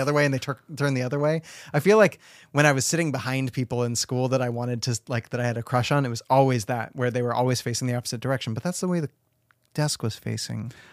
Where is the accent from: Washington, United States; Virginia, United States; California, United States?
Washington, United States; I grew up in Washington, and Washington was this place where, like, legal age was technically sixteen